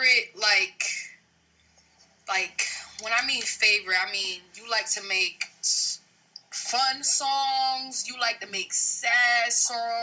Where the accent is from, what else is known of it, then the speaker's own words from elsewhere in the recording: New Jersey, United States; now in Atlanta, United States; I'm from Jersey, and when I came to Atlanta